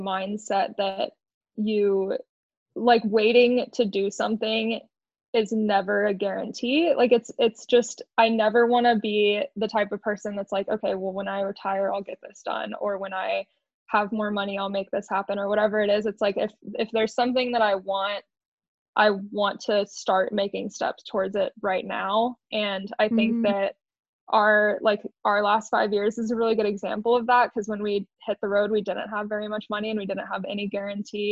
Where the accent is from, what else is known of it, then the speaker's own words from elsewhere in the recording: Austin, Texas, United States; now in Moab, United States; I grew up in Austin, Texas